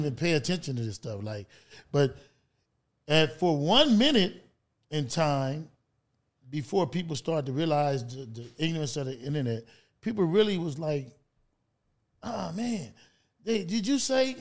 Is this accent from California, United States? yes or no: yes; Los Angeles, California, United States; I was born in California.